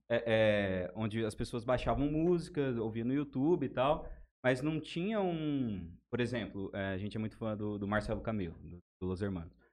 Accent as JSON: {"language": "Portuguese", "town": "Jales", "region": "São Paulo", "country": "Brazil", "said": "Somos aqui de Jales"}